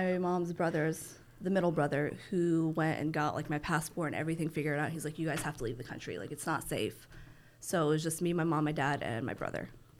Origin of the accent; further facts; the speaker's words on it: Greensboro, North Carolina, United States; born there; I was born in Greensboro, but my family was actually not living in the States at the time.